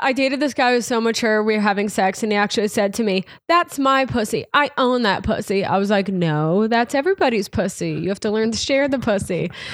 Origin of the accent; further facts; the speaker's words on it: Irvington, New York, United States; moved away as an adult; also born or lived in Hawaii / Manhattan, New York; I grew up in Westchester, the suburb outside the city, in a small town called Irvington along the Hudson River